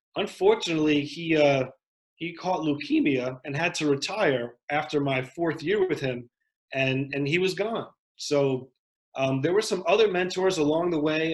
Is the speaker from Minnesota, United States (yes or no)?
no; Westchester County, New York, United States; also born or lived in South Bronx, New York; I grew up in Westchester County, which is a nice part of New York